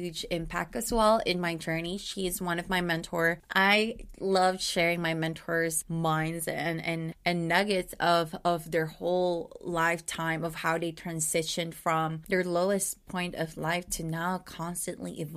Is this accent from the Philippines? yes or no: yes; Philippines; as a Filipino woman